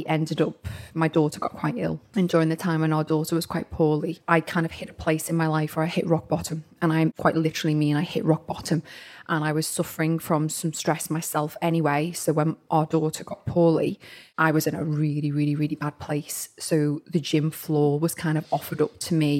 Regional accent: Liverpool, North West England, United Kingdom; moved away as an adult; now in Southport, United Kingdom; I was born and bred in Liverpool

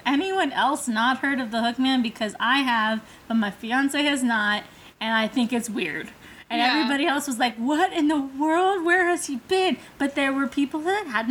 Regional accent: Los Angeles, California, United States; I'm from

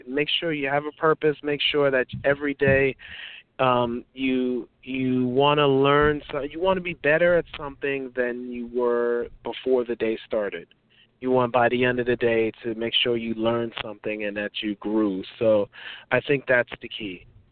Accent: New York City, New York, United States; I'm American, born and raised in New York

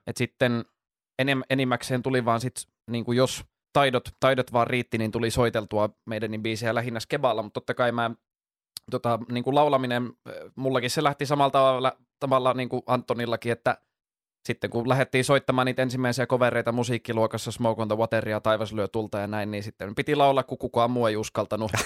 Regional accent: Jyväskylä, Central Finland, Finland; moved away as an adult; now in Helsinki, Finland; 25 vuotta siellä asuin, mutta nyt muutin tuohon Itä, Itä-Pasilaan puolitoista vuotta sitten

